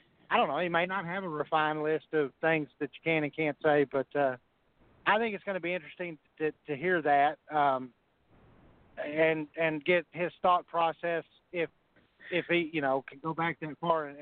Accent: Arkansas, United States; I'm from Arkansas

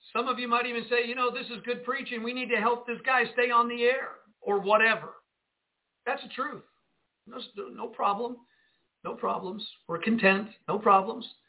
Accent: Jersey City, New Jersey, United States; now in Northwest Arkansas, United States; I grew up in Jersey City, New Jersey

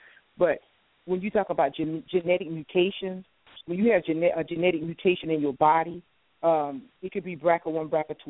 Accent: South Carolina, United States; now in Washington, D.C., United States; I'm from the South. I'm originally from South Carolina. I live in the Washington, D.C. area now

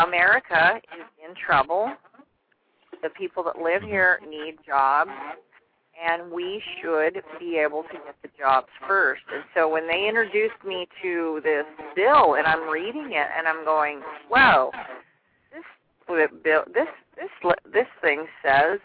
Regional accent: Southern California, United States; I was born and raised in California

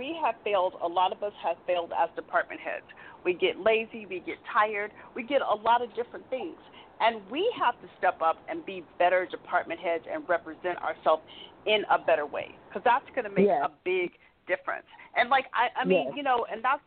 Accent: Tempe, Arizona, United States; I grew up in Tempe, Arizona

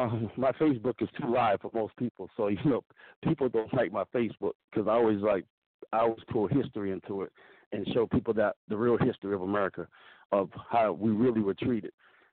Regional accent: South Carolina, United States; I grew up in South Carolina, and I used to go to this African village when I was 5 years old.

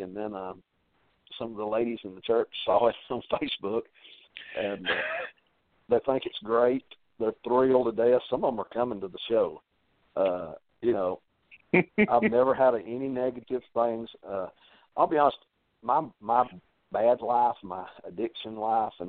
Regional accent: Lafayette, United States; this is my hometown

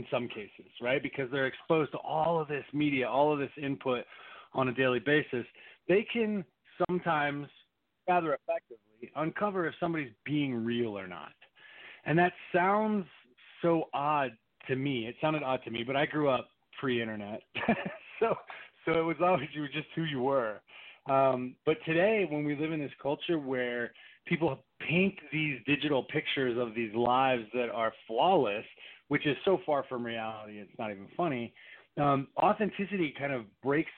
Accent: East Coast, United States; I grew up on the East Coast

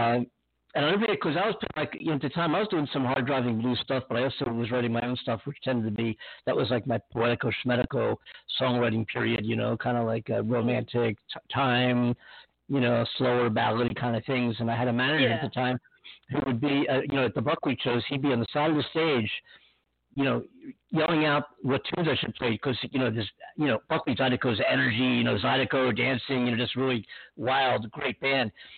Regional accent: Pennsylvania, United States; moved away; Pennsylvania, my hometown, my home state

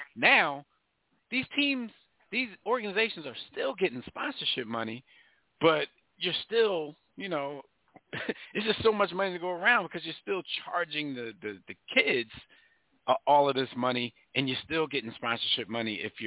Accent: Philadelphia, Pennsylvania, United States; when I was growing up in North Philly

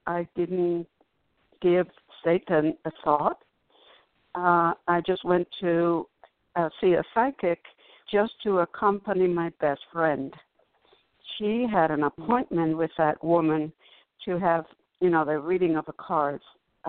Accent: Cuba; when I came from Cuba, I was almost immediately tricked into witchcraft.

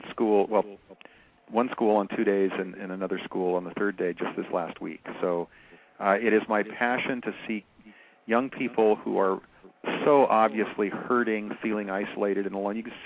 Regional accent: Seattle, Washington, United States; now in California, United States; I've lived on the West Coast of America, Washington, and then California, since I was 5 years old. So when I was a kid growing up in Seattle

